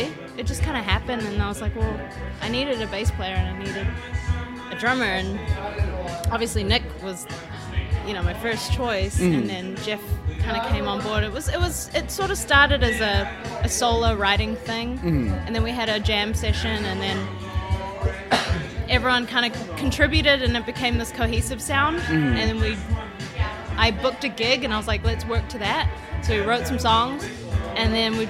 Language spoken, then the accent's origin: English; Queenstown, Otago, New Zealand; moved away; also born or lived in Singapore / Christchurch, New Zealand / Auckland, New Zealand; I was born in Singapore, but I grew up in a town called Queenstown, okay. New Zealand. Went to high school in Christchurch, and then I lived in Auckland.